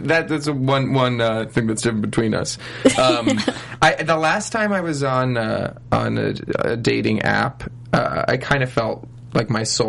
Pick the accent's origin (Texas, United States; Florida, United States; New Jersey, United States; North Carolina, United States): New Jersey, United States; moved away as an adult; also born or lived in Pittsburgh, Pennsylvania; now in Los Angeles, United States; I was born in Pittsburgh and grew up in New Jersey, but both sides of my family are from Pittsburgh.